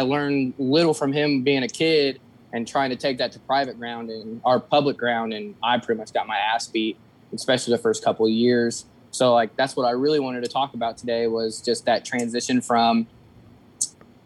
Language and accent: English; Decatur, United States; I'm from the Decatur area. I live in a small town outside of Decatur. I've pretty much grown up here since I was about 13, 14